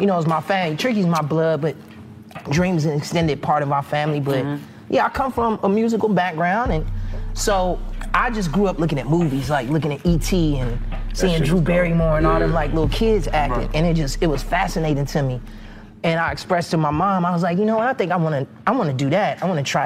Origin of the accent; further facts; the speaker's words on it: Chicago, Illinois, United States; I'm born and raised in Chicago